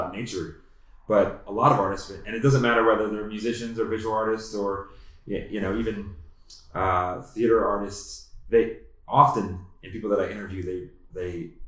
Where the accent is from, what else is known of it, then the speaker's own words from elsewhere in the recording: East Coast, United States; now in Boulder, United States; I came from the East Coast and like I moved to Boulder